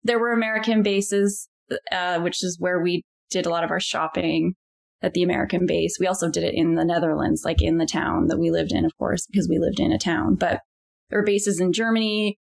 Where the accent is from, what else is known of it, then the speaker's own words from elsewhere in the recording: Victoria, British Columbia, Canada; also born or lived in Europe; I was born on Vancouver Island, and my parents, my dad grew up here too, but my mom moved from Alberta to go to university, and that's where they met. And yeah, they were both teachers in Victoria.